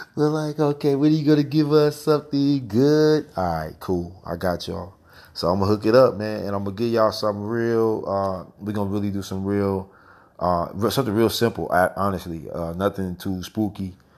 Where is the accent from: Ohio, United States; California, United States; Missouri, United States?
Missouri, United States; St. Louis; my hometown